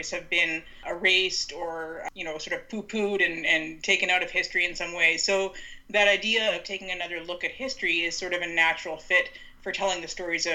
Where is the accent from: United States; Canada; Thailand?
Canada; I am Canadian.